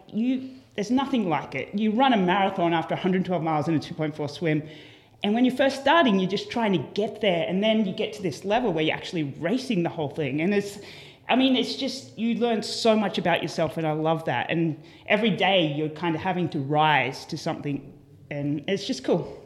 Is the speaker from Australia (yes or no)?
yes; Port Macquarie, New South Wales, Australia; moved away as an adult; now in United States; a little town called Port Macquarie